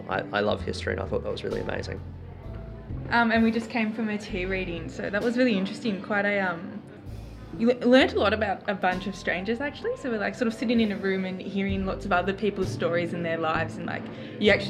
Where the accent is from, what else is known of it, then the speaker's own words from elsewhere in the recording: Elsternwick, Victoria, Australia; Hi, I'm …, and I'm from Elsternwick.